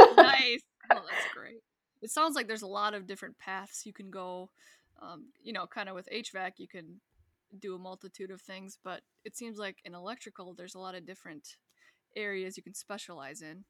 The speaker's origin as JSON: {"language": "English", "region": "Wisconsin", "country": "United States", "moved": "yes", "said": "I'm from Wisconsin"}